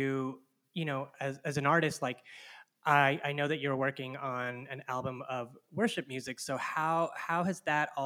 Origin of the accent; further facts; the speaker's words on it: Houston, Texas, United States; now in New York, United States; I grew up in Houston, Texas